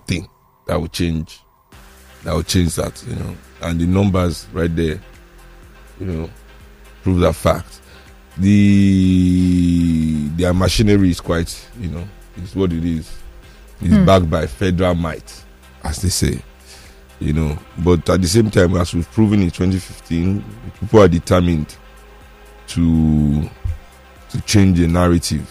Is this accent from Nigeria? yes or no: yes; Nigeria; as Nigerian people